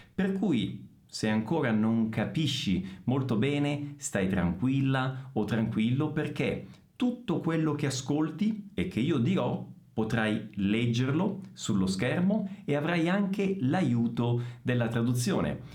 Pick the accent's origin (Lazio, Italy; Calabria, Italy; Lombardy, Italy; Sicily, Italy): Sicily, Italy; Messina; first language Italian; now in Bragança Paulista, Brazil; Sono di Messina. Sono siciliano.